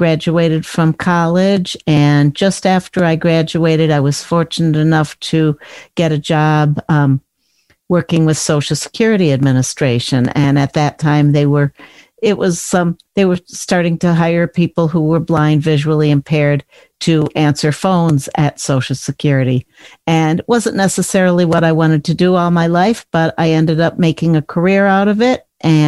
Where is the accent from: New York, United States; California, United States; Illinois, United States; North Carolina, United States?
Illinois, United States; Chicago; I grew up in the Chicago area